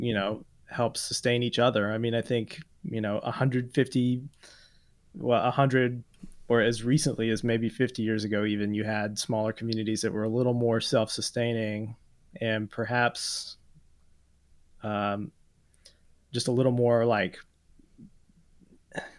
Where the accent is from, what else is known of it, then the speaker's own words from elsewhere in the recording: the South, United States; being a Southerner living in the South, but also have an amount of pride in being a Southerner